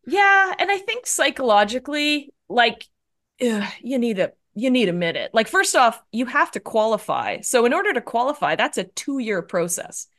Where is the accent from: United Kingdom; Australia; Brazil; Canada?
Canada; moved away as an adult; also born or lived in Toronto / New York / Los Angeles; now in San Francisco, United States; Yeah, so I'm a Canadian, so I grew up in Canada, but now I'm in the U S and I'm up here in San Francisco